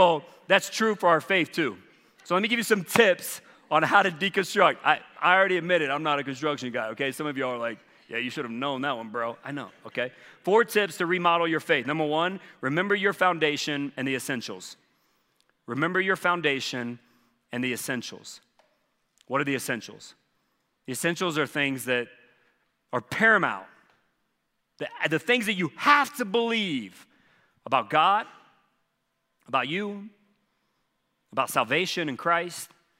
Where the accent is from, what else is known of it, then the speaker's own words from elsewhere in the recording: the South, United States; Well, man, the parts I'm from the South, there were many years, no, you could not.